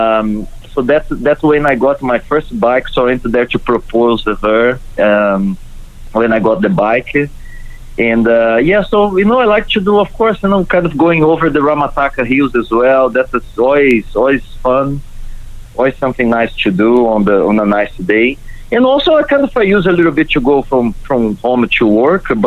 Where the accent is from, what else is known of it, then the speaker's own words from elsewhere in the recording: Brazil; now in New Zealand; in Brazil, so I'm from Brazil